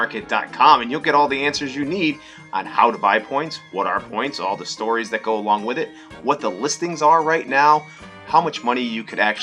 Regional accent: East Coast, Northeast, United States; we're from the East Coast, Northeast

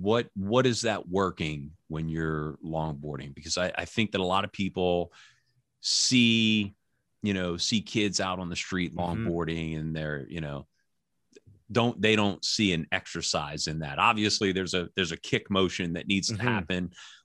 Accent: New Orleans, Louisiana, United States; I'm originally from New Orleans.

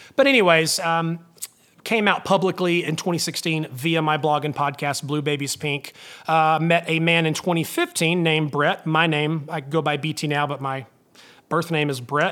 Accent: North Alabama, United States; growing up in North Alabama in a small town

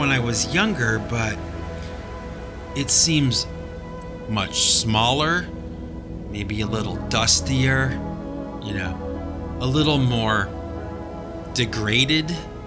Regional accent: Cleveland, Ohio, United States; now in Massachusetts, United States; when I go back to Cleveland, yes, it's my hometown. Yes, I go back to visit the home that I was raised in and grew up

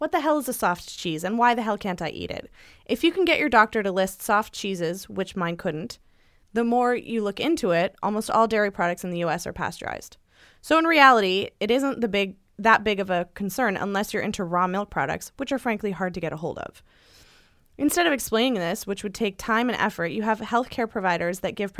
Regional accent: the South, United States; I grew up in the South, and even though everyone drinks, you still get the stink eye if you are drinking.

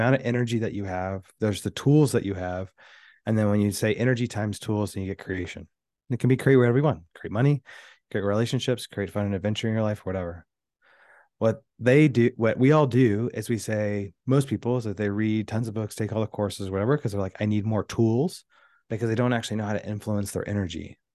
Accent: Houston, Texas, United States; I was raised in Houston, Texas.

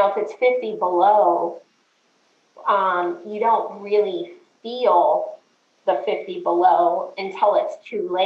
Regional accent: Alaska, United States; also born or lived in Minnesota; When we moved to Alaska

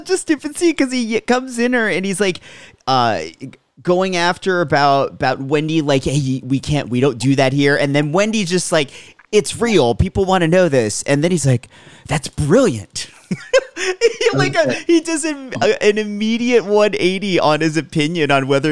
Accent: Allentown, Pennsylvania, United States; where I grew up in Allentown

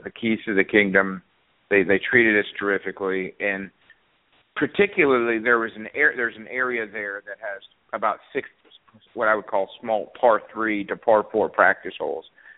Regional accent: Beaufort, South Carolina, United States; as a kid growing up in Beaufort, South Carolina

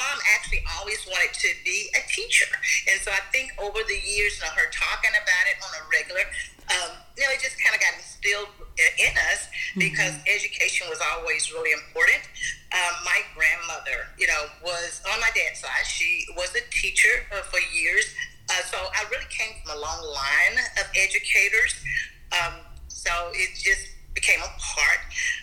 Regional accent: Galena Park, Texas, United States; I grew up in the state of Texas in a small city called Galena Park. It's right on the outskirts of Houston

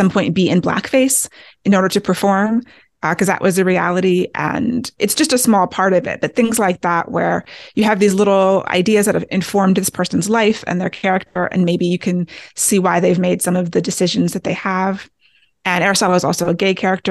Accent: Maryland outside of D.C., United States; I grew up in Maryland outside of D.C. and have a lot of family in Washington, D.C.

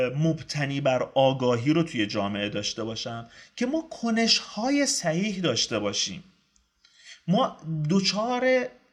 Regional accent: Iran; من ایرانیم

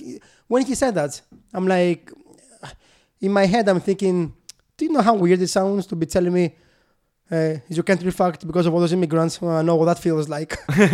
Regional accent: United Kingdom; So I am British.

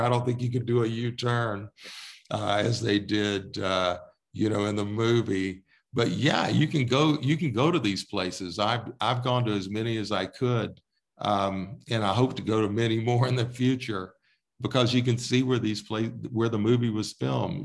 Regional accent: Texas, United States; now in Colorado, United States; I grew up in Texas

